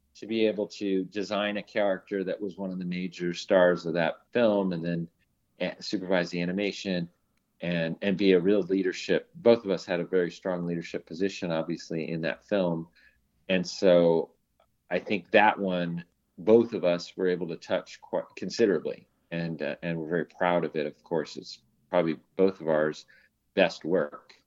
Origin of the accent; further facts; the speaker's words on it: Long Beach, California, United States; I grew up in Long Beach, California